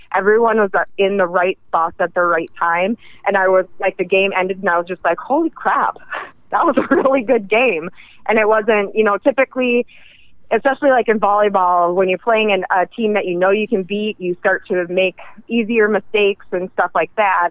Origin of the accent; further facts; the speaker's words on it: northern Minnesota, United States; moved away as an adult; now in Pennsylvania, United States; I'm from northern Minnesota, um, and I was born and raised in the northern Minnesota